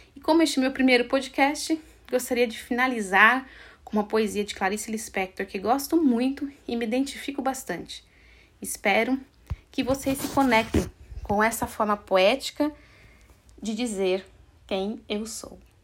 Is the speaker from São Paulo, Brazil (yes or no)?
yes; Assis, São Paulo, Brazil; moved away as an adult; also born or lived in France; em Assis, que é uma cidade do interior onde eu nasci e eu morei por 23 anos